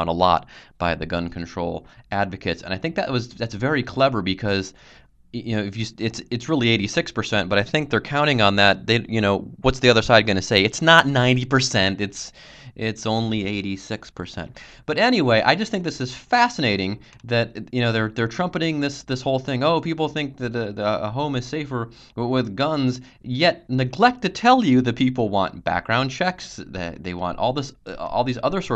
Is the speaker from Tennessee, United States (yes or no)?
no; Cincinnati, Ohio, United States; I'm actually from Cincinnati.